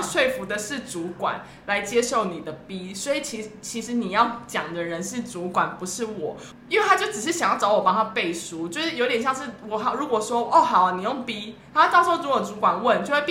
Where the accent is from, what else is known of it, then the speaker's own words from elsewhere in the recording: Taipei, Taiwan; 我台北人